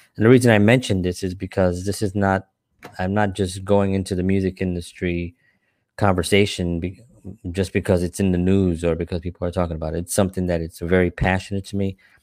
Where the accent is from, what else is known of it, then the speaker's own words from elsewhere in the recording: New York City, New York, United States; also born or lived in Upper West Side, New York City; I grew up in the South Bronx, a lot of violence